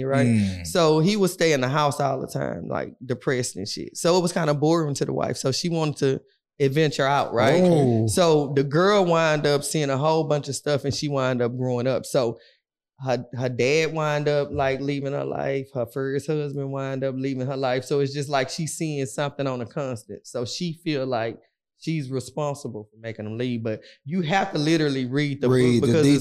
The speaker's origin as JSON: {"language": "English", "town": "Houston", "region": "Texas", "country": "United States", "said": "I'm from Fifth Ward"}